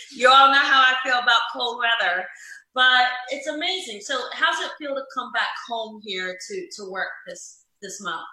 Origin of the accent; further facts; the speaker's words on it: New Jersey, United States; this Jersey girl